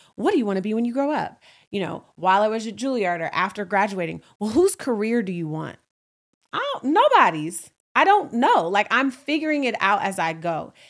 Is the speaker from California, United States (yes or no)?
yes; Oakland, California, United States; now in New York City, United States; I'm from Oakland, California, and I, I live in New York City